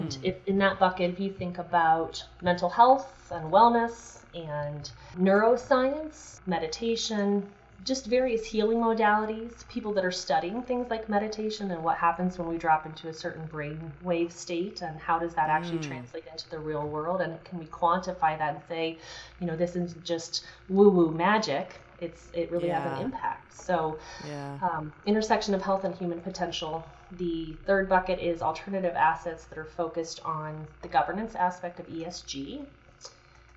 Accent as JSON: {"language": "English", "region": "Colorado", "country": "United States", "tie": "born or raised there", "said": "growing up in Colorado"}